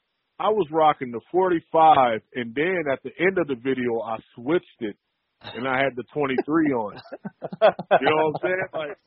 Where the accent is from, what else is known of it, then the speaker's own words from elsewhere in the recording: Racine, Wisconsin, United States; growing up in Racine, Wisconsin, just north of Chicago.